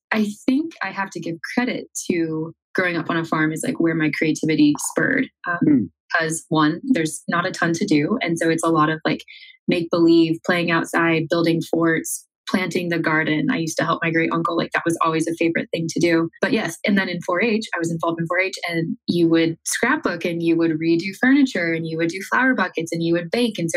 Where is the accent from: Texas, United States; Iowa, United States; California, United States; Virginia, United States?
Iowa, United States; Iowa on a farm.